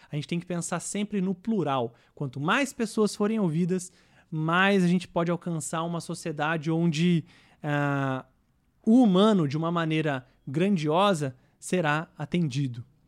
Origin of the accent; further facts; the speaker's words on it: Brazil; nós, enquanto brasileiros